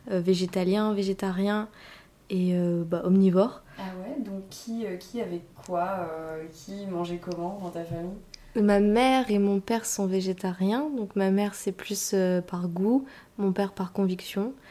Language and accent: French; Hauts-de-France, France; des pommes de terre, du coup, je viens du Nord, ah, beaucoup de patates.